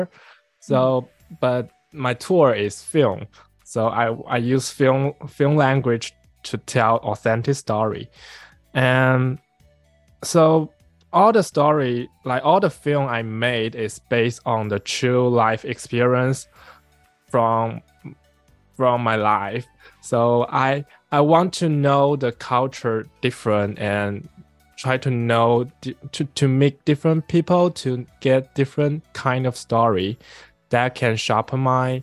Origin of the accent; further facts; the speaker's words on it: Guangzhou, Guangdong, China; moved away as an adult; also born or lived in San Francisco; I'm from Guangzhou, China.